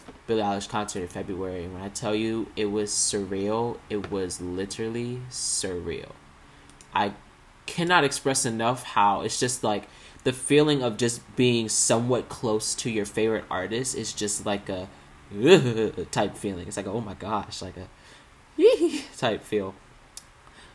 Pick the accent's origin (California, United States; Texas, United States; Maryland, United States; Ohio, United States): Maryland, United States; I was born and raised in Maryland, still am living in Maryland.